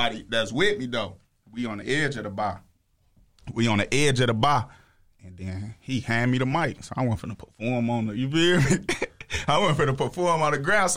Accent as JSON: {"language": "English", "town": "Chicago", "region": "Illinois", "country": "United States", "said": "I'm from Chicago"}